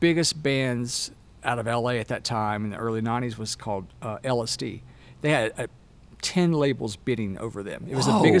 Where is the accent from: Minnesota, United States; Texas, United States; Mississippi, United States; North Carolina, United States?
Mississippi, United States; Moss Point; accent: Southern; moved away as an adult; also born or lived in Mobile, Alabama / Los Angeles, California; I was born in Mobile, Alabama, but raised like 30 minutes from there over in Moss Point, Mississippi.